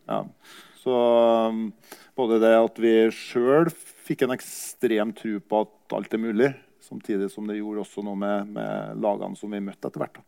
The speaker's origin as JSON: {"language": "Norwegian", "town": "Kyrksæterøra", "region": "Trøndelag", "country": "Norway", "tie": "born or raised there", "said": "jeg var jo også hjemme på hjemplassen min på Kyrksæterøra"}